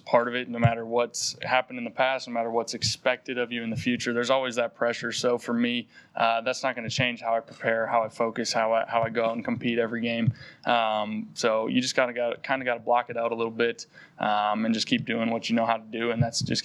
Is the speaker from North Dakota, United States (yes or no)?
yes; North Dakota, United States; moved away as an adult; now in Philadelphia, United States; growing up in North Dakota